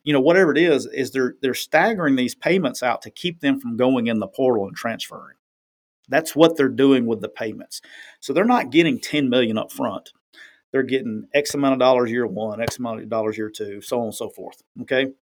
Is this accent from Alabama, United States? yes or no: yes; near Talladega, Northeast Alabama, United States; moved away; just right down the road from my hometown